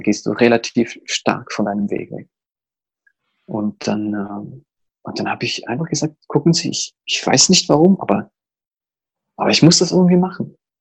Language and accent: German; Zurich, Switzerland; ich komme aus Zürich